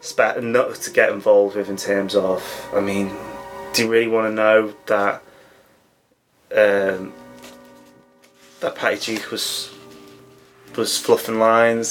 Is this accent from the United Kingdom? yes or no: yes; England, United Kingdom; as an Englishman